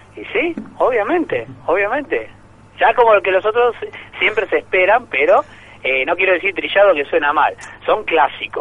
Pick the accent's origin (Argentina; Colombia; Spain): Argentina; Buenos Aires Province; En mi caso no soy porteño, soy bonaerense